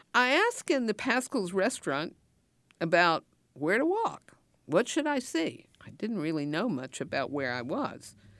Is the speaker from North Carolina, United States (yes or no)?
yes; Asheville, North Carolina, United States; I grew up in Asheville, North Carolina, in the mountains